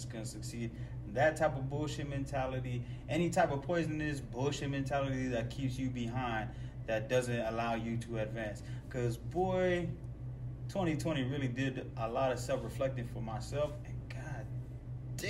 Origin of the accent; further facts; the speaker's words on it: United States; we as American people